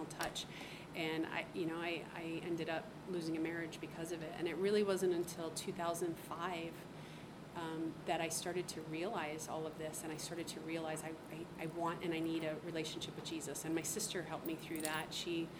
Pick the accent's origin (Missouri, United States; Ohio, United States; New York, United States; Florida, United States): Ohio, United States; moved away as an adult; also born or lived in Korea; I was raised in Ohio